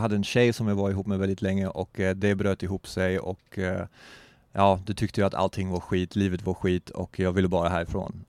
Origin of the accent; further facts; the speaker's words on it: Germany; Swedish is a second language; moved away; also born or lived in Eksjö, Sweden / Vimmerby, Sweden / Hamburg, Germany / Berlin, Germany; jag är uppvuxen och född bakom muren